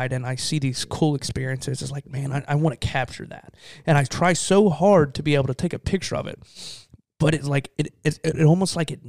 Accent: the South, United States; accent: Southern; Southern guy, you know, you could talk through my accent

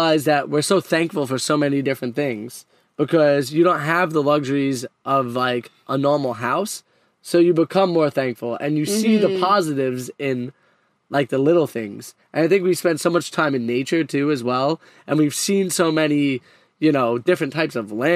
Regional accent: New York City, New York, United States; moved away; I'm very prideful and proud of being from Brooklyn.

